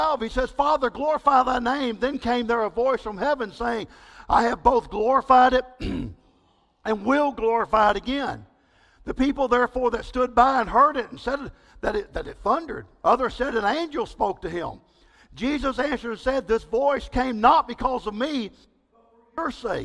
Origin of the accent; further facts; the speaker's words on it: East Texas, United States; also born or lived in Belize; I grew up in East Texas.